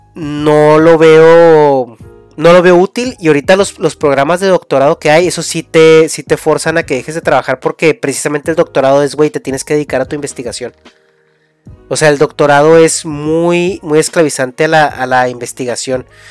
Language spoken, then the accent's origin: Spanish; Mexico; moved away; parte de tu, de tu, de tu raíz, ¿no? De, de México